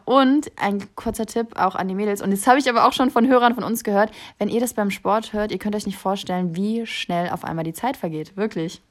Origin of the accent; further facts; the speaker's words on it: Kassel, Hesse, Germany; moved away as an adult; also born or lived in New York; now in Berlin, Germany; ich bin gebürtig aus Kassel, dort groß geworden und bis zur Schule, bis ich 18 war, habe ich auch dort gelebt.